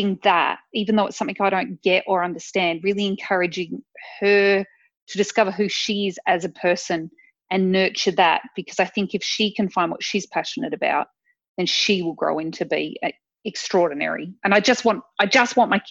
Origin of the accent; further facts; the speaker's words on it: Adelaide, South Australia, Australia; moved away as an adult; also born or lived in Finland / Melbourne / Sydney / Queensland; born and bred in Adelaide I am